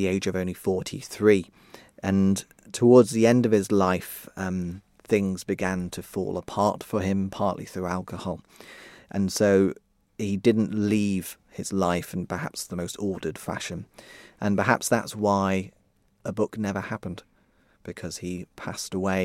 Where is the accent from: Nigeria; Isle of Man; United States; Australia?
Isle of Man; Ramsey; I grew up around Ramsay and Mackold up north